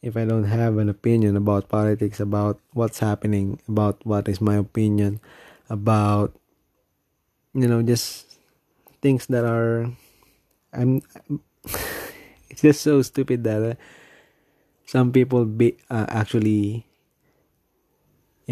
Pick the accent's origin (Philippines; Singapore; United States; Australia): Philippines; I'm from the Philippines.